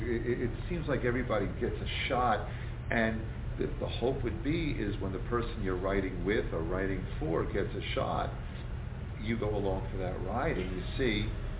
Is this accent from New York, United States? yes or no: yes; Long Island, New York, United States; growing up on Long Island